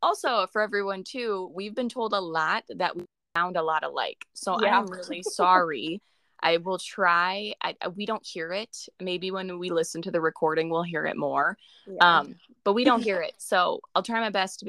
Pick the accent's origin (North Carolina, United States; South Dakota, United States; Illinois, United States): South Dakota, United States; we grew up on East River.